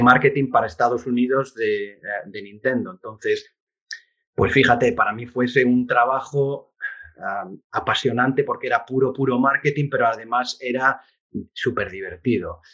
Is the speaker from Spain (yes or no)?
yes; Oviedo, Asturias, Spain; moved away as an adult; now in United States; crecí en, en, en Oviedo